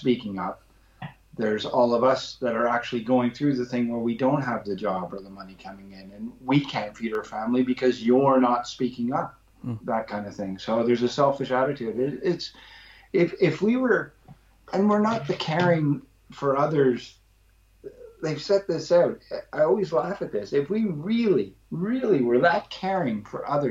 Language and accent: English; Canada; moved away as an adult; also born or lived in London, England; now in England; where I grew up in Canada